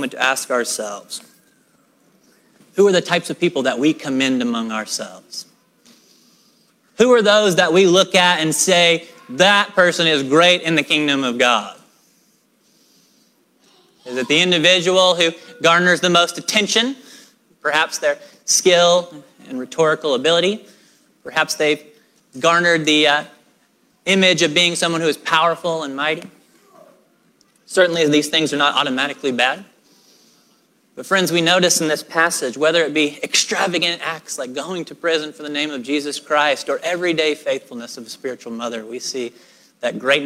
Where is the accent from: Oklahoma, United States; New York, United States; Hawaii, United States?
Oklahoma, United States; I am a person who was born and raised in Oklahoma